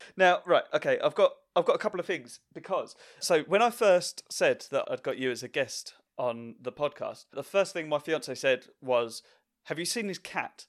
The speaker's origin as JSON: {"language": "English", "area": "Essex", "region": "East of England", "country": "United Kingdom", "tie": "born or raised there", "said": "I always lived in this area, anyway, within, in a ten mile radius."}